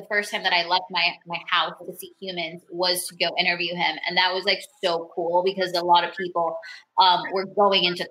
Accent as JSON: {"language": "English", "area": "Miami Lakes and Miramar", "region": "Florida", "country": "United States", "tie": "born or raised there", "also_born_or_lived": "Bogota, Colombia", "said": "I was raised in between like Miami Lakes and Miramar, and then was in Broward"}